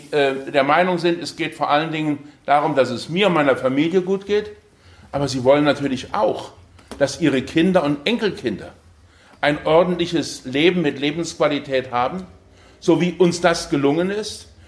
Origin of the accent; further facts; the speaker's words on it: Aachen, North Rhine-Westphalia, Germany; Ich komme aus Aachen da und habe gedacht, bin mal gespannt, wie das aussieht.